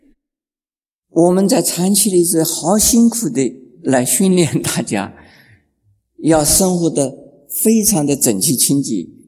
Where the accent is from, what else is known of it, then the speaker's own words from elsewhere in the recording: China; also born or lived in Shanghai, China / Japan / United States; now in Taipei, Taiwan; 我在中国大陆出生，然后到了台湾，然后又去了日本。现在呢，我有一半的时间是在美国、欧洲等地